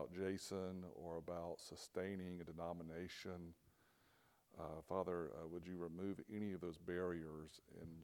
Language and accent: English; Atlanta, Georgia, United States; moved away as an adult; now in Nashville, United States; grew up south of Atlanta, on the south side of Atlanta. So that's where I was born and raised